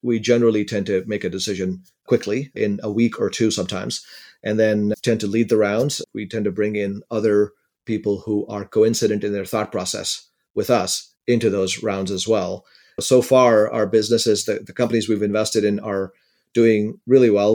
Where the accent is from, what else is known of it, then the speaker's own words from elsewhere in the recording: India; now in United States; I grew up in India in a relatively poor family, And I had the good fortune of being able to come to the United States